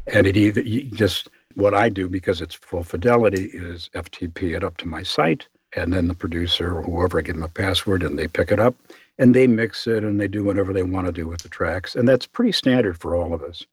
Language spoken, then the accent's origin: English; Chicago, Illinois, United States; I'm from Chicago